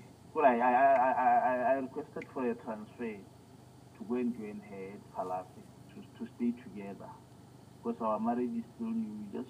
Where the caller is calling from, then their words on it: Botswana; I'm calling from Swapen. {S1} Yes. {S0} Botswana.